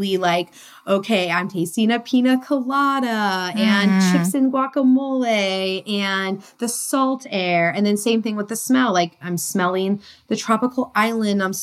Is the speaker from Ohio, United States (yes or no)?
no; Connecticut, United States; moved away as an adult; also born or lived in San Diego, California; I was born and raised in Connecticut.